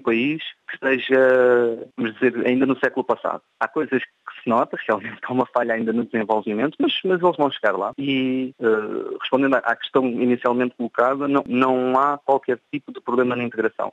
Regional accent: Portugal; now in Romania; as pessoas notam que somos portugueses pelas terminações dos sons

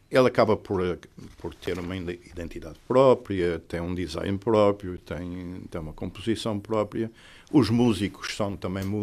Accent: Relva, Azores, Portugal; eu sou um relvense com muito orgulho, mas eu sou mesmo da relva, não sou de São José

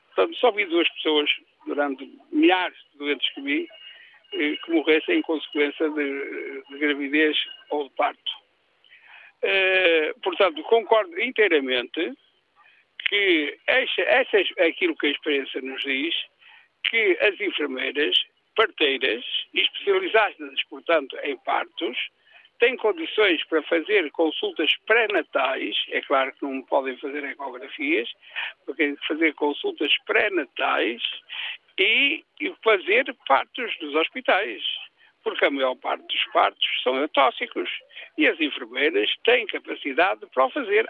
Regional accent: Barcelos, Norte, Portugal; also born or lived in Moledo do Minho; now in Moledo, Portugal; sou daqui, sou de Barcelos, trabalhei em Barcelos, vivo aqui

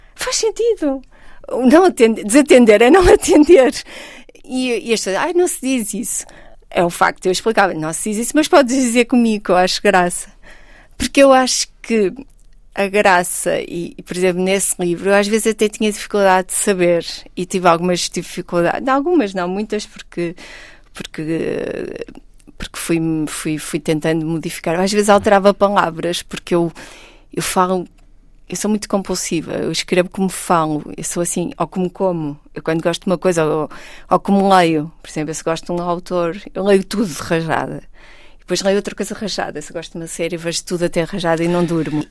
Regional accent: Porto, Norte, Portugal; Nasci, nasci no Porto, vivi no Porto, fui criada por um pai comunista

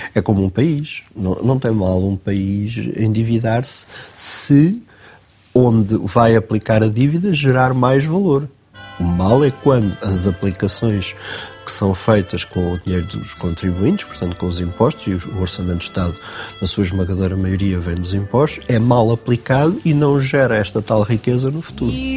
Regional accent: Queluz, Lisbon, Portugal; a maior parte da minha infância e juventude passei em Queluz, ah, andei no Liceu Nacional de Queluz

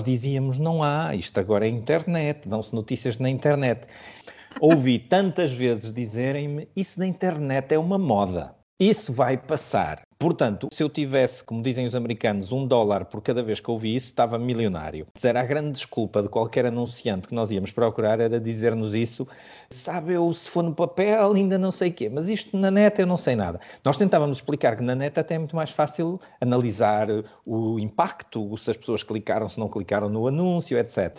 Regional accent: Portugal; moved away; also born or lived in Luxembourg / Belgium / Madrid, Spain; é muito diferente viver como português no Luxemburgo ou na Bélgica ou em Madrid, onde eu já vivi também

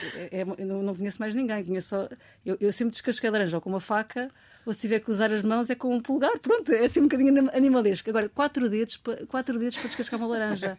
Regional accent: Almada, Setúbal, Portugal; eu sou da Almada

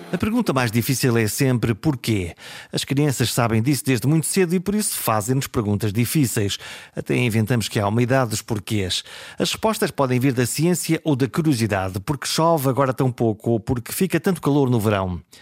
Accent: the coast between Caminha and Porto, Norte, Portugal; born or raised there

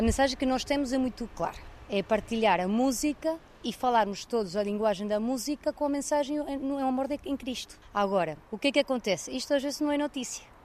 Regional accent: Venezuela; now in Portugal; O meu marido e eu nascemos na Venezuela

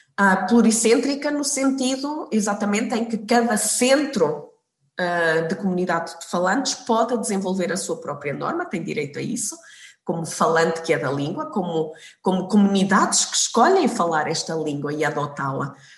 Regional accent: Portugal; moved away; quando era, quando era pequena, estava em Portugal

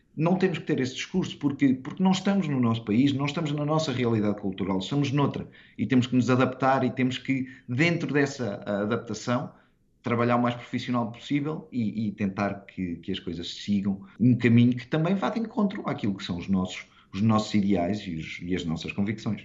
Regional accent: Portugal; moved away as an adult; also born or lived in South Korea / Thailand; now in Cayman Islands; desde que saí de Portugal

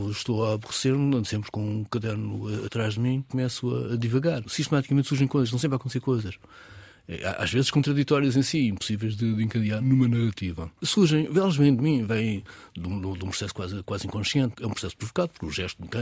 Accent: Alhandra, near Vila Franca de Xira, Lisbon, Portugal; born or raised there

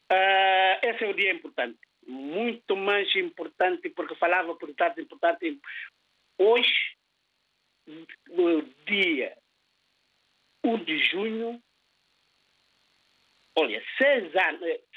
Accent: Guinea-Bissau; now in Portugal; Portugal, o meu país que eu escolhi para viver, estou aqui bem, e a Guiné-Bissau, o meu país de origem, que também nunca esqueci.

